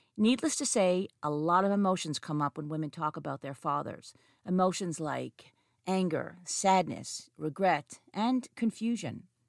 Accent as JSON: {"language": "English", "town": "Montreal", "region": "Quebec", "country": "Canada", "tie": "born or raised there", "said": "I have two psychology degrees from my hometown University of Montreal"}